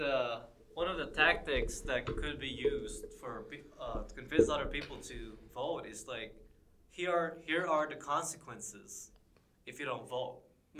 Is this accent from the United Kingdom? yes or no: no; Philippines; now in United States; I'm from the Philippines.